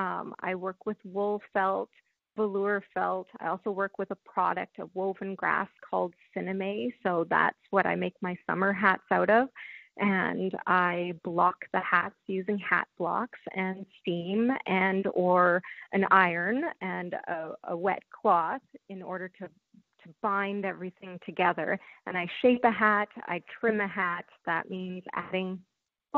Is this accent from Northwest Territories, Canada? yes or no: yes; Yellowknife, Northwest Territories, Canada; moved away as an adult; also born or lived in Manitoba / Petawawa, Ontario; now in Perth, Canada; I was born in Manitoba, and then my family moved to Yellowknife, which is in the Northwest Territories. So I grew up in the territories